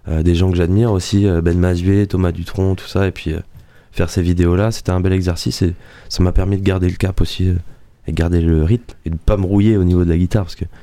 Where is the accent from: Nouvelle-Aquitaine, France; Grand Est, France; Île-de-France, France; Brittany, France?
Nouvelle-Aquitaine, France; la semaine prochaine, on va chez moi en Dordogne, on sera bien